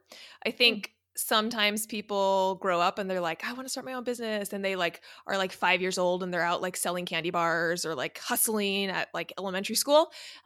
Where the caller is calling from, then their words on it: California, United States; I'm in Southern California, about 10 minutes from Disneyland.